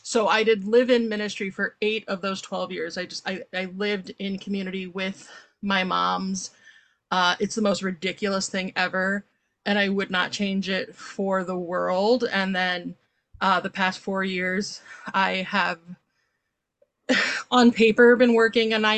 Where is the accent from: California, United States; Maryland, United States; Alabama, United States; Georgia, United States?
Maryland, United States; now in Chicago, United States; We lived in Maryland